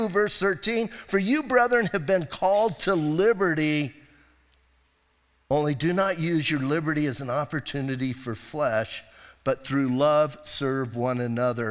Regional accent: Bisbee, Arizona, United States; I'm from Bisbee

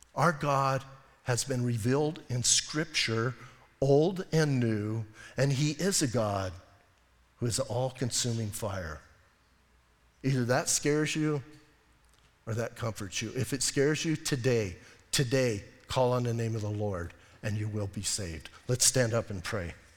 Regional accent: Arizona, United States; I'm from Arizona

